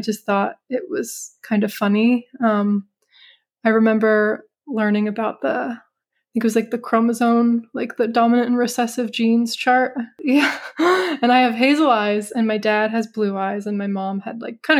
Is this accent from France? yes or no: no; Hudson Valley, upstate New York, United States; moved away as an adult; also born or lived in Florence, Italy; I grew up in the Hudson Valley of upstate New York.